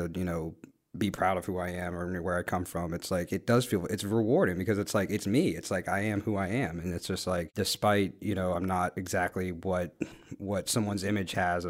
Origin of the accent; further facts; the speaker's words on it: Guatemala; where are you from again? And I said, oh, Guatemala.